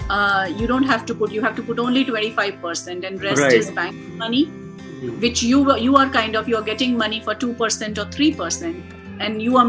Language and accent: English; India; moved away; I come from India